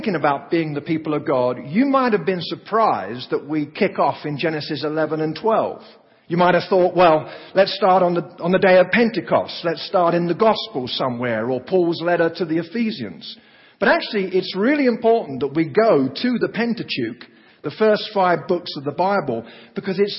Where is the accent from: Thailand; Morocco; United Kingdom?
United Kingdom; England; moved away as an adult; also born or lived in Oklahoma; now in United States; I come from England